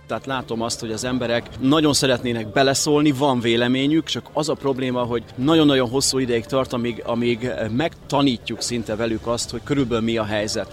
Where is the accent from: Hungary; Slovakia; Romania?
Hungary; Érd, Pest; itt nőttem föl érden